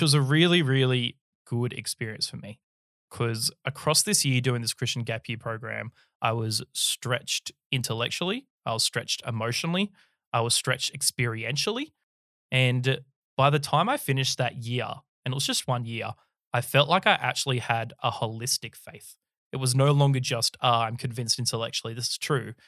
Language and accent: English; Sydney, New South Wales, Australia; I was born in the early nineties in Sydney, Australia. Uh, grew up down in the Sutherland Shire.